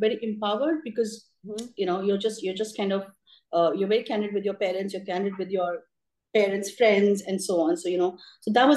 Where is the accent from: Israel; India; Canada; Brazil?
India; Mumbai, Maharashtra; I grew up in Bombay. So my parents moved from Delhi to Bombay just when I was born